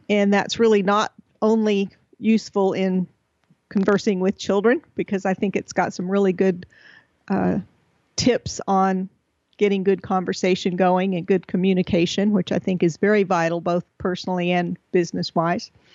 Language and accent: English; Texas, United States; moved away; We're originally from Texas